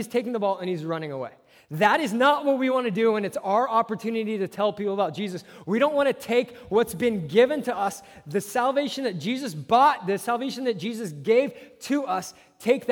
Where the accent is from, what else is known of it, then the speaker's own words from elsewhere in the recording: Southern California, United States; I'm from Southern California